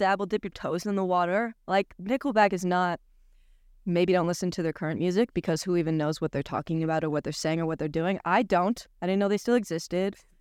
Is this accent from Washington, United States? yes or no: yes; Washington, United States; now in New York, United States; I'm from Washington State